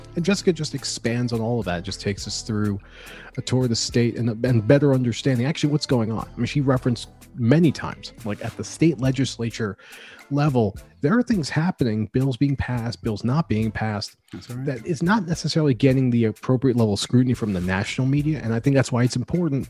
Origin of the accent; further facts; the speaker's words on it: New Jersey, United States; now in Pennsylvania, United States; I currently live in Pennsylvania, but I grew up in New Jersey